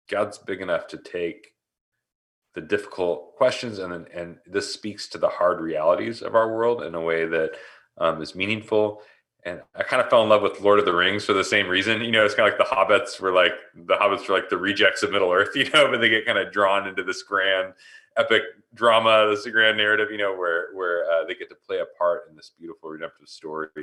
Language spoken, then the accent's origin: English; Portland, Oregon, United States; moved away as an adult; now in Tempe, United States; I'm originally from Portland. We moved out here, Portland, Oregon, in the Northwest. We moved out here a couple years ago and grew up in the Northwest